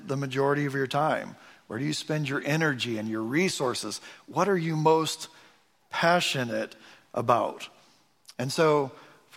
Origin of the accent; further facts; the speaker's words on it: Michigan, United States; I'm from Michigan, so I'm a Detroit Pistons fan